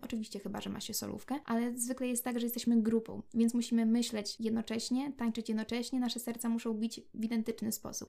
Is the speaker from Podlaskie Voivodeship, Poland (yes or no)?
yes; Brańsk, Podlaskie Voivodeship, Poland; My oczywiście jesteśmy z Brańska